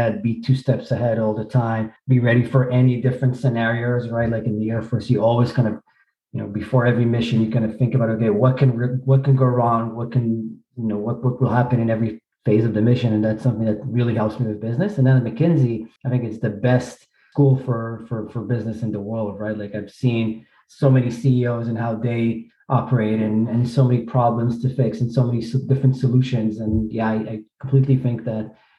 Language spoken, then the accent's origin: English; Israel; moved away as an adult; now in New York, United States; I grew up in Israel, was born in Israel, grew up there.